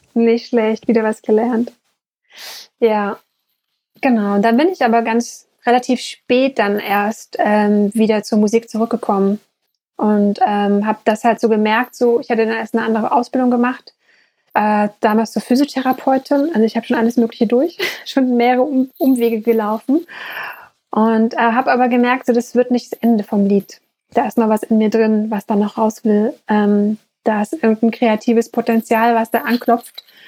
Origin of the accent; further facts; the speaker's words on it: East Germany, Germany; ich bin ehemaliges DDR-Kind